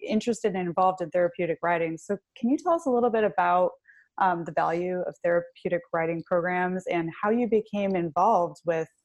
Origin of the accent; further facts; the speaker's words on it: Michigan, United States; I'm actually from Michigan